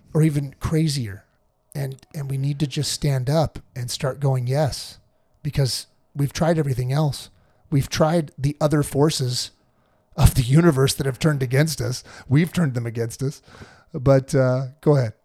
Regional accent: California, United States; I'm a Californian

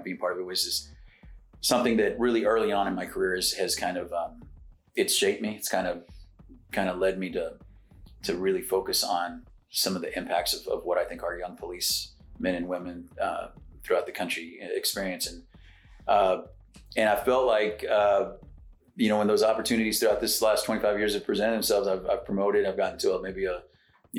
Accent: Floresville, Texas, United States; moved away as an adult; also born or lived in San Antonio, Texas / Dallas, Texas / Plano, Texas; I grew up in South Texas. My parents are farmers, hay farmers

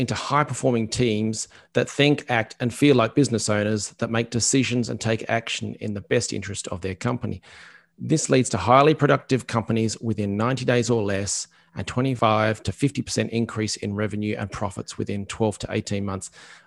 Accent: Australia; I'm an Australian

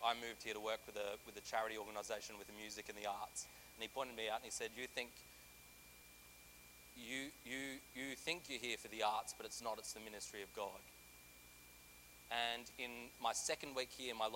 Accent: Australia; moved away as an adult; now in Central Coast, Australia; I'm from a very small country town

